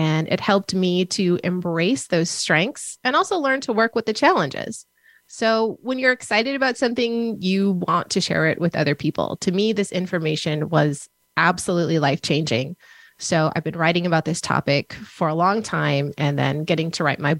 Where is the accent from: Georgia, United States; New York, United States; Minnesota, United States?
Minnesota, United States; I grew up in Minnesota